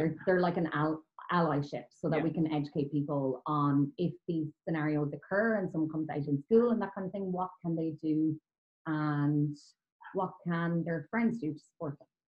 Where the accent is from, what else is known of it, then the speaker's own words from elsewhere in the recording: Kilkenny, Leinster, Ireland; I was growing up in Kilkenny in Ireland